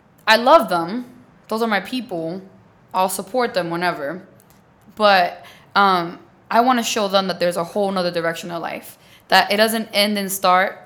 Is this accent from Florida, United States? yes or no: no; New York City, New York, United States; I'm from the Bronx